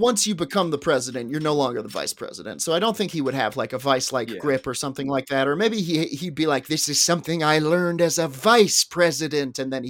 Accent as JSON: {"language": "English", "region": "Scotland", "country": "United Kingdom", "said": "I'm from Scotland."}